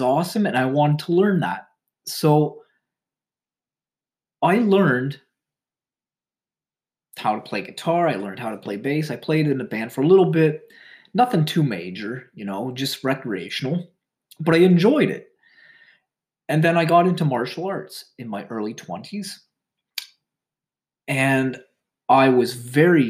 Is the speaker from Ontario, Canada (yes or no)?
yes; Ontario, Canada; I was born in Ontario, Canada, and I currently reside here.